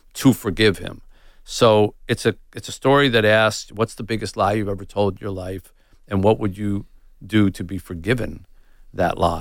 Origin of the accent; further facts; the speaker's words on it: United States; I'm white and I'm American